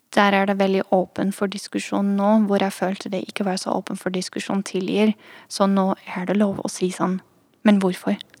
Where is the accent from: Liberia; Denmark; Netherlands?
Netherlands; accent: twang til trøndersk; Norwegian is a second language; moved away as an adult; also born or lived in Trondheim, Norway; now in Oslo, Norway; jeg er fra Nederland, egentlig